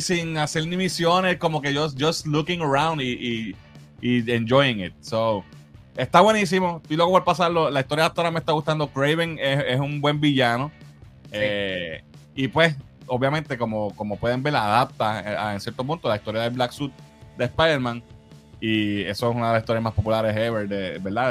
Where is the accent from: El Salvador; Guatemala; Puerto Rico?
Puerto Rico; nosotros, pues, obviamente, somos puertorriqueños